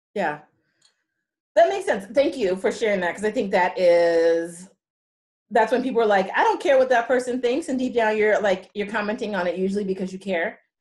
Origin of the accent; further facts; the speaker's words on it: California, United States; I'm from California.